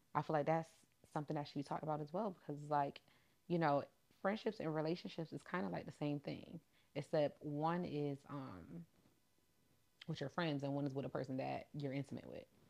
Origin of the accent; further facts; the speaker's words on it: New York, United States; I'm from New York, the trenches and the hood